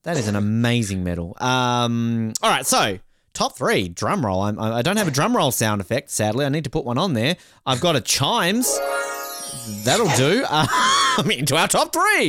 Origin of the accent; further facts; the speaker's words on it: Australia; being Australian